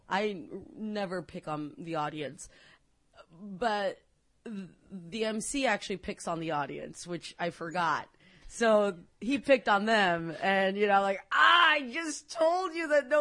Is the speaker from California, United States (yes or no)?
no; McAllen, Texas, United States; I grew up in McAllen, Texas